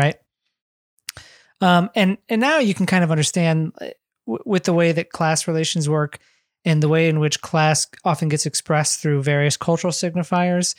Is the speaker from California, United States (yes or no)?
no; Ohio, United States; we both grew up in America, we grew up in the Midwest